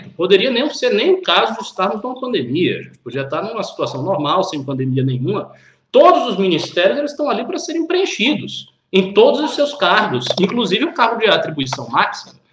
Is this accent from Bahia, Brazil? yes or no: yes; Bahia, Brazil; eu sou baiano